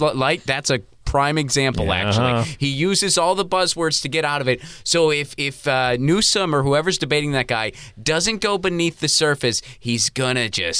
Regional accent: California, United States; as a Californian.

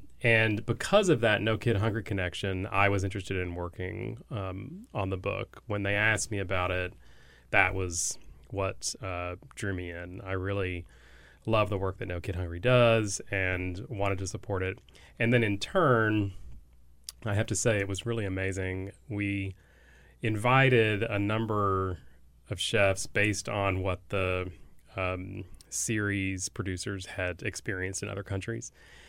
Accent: Texas, United States; I grew up in Texas

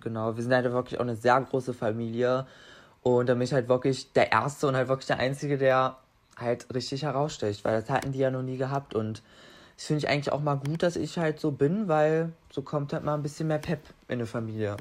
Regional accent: near Magdeburg, Saxony-Anhalt, Germany; ich komme aus der Nähe von Magdeburg

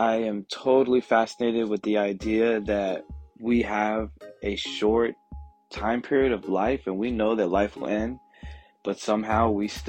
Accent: Brooklyn, New York, United States; born there; also born or lived in East Coast; now in Atlanta, United States; So I was born in Brooklyn, New York, and I've lived up and down the East Coast, multiple cities, but I moved to Atlanta in 2004.

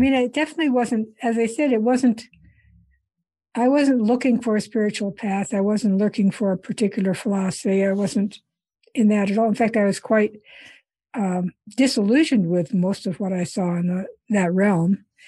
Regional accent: Iowa, United States; moved away as an adult; also born or lived in India; I grew up in Iowa, and then, um, uh, after I grad-, went to college in Iowa

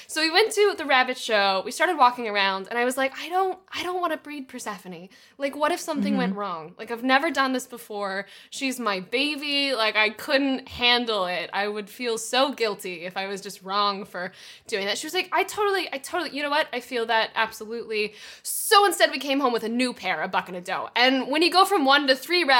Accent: Texas, United States; now in Los Angeles, United States; I'm from Texas originally. We're animal folk. Like, I grew up with horses

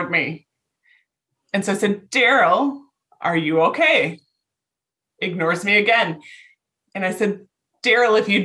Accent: Midwest, United States; We're from the Midwest

